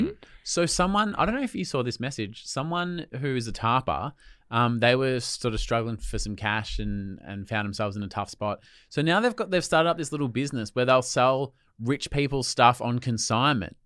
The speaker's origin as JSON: {"language": "English", "town": "Melbourne", "region": "Victoria", "country": "Australia", "tie": "born or raised there", "said": "I grew up in Melbourne and we had fucking water restrictions"}